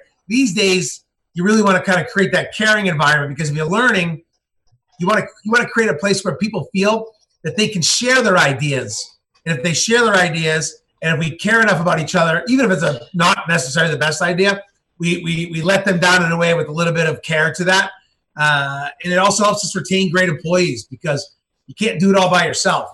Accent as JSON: {"language": "English", "town": "Billerica", "region": "Massachusetts", "country": "United States", "tie": "born or raised there", "said": "I'm from Boston. I was raised outside of Boston in a little town, Billerica, Massachusetts."}